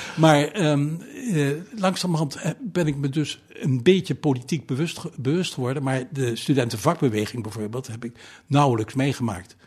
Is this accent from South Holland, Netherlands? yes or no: yes; Wassenaar, South Holland, Netherlands; also born or lived in The Hague / Leiden; Ik ben geboren in, in, in Den Haag en eh, eh, op, op, op, eh, zesjarige leeftijd verhuisd naar Wassenaar. Wassenaar dorp hoor